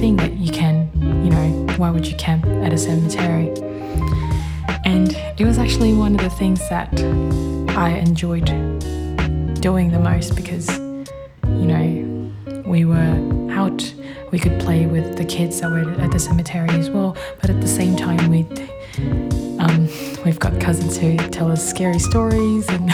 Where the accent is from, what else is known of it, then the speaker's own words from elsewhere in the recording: Philippines; moved away; Being Filipino means having strict parents